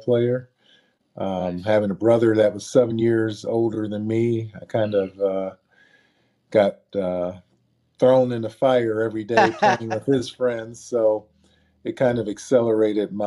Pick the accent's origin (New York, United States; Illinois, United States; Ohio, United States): Ohio, United States; Akron; I grew up in Akron, Ohio, better known as LeBron James hometown now.